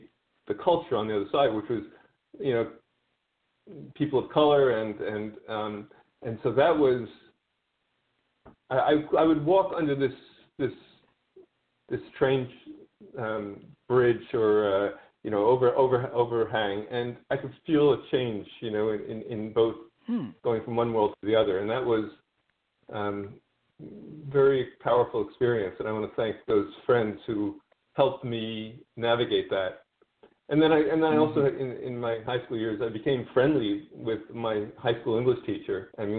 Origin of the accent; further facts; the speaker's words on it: Queens, New York, United States; Queens was an interesting place, sort of magical place at times. You know, my teen years, I was involved with different groups of people that were very different